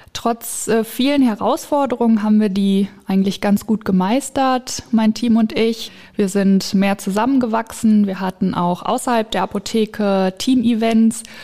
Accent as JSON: {"language": "German", "town": "Diemelstadt", "region": "Hesse", "country": "Germany", "said": "Ich komme aus Diemelstadt Roden und wohne in Laubach"}